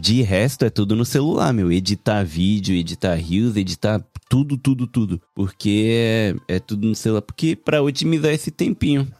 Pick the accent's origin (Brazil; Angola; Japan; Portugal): Japan; Meu português é todo errado, porque eu cresci no Japão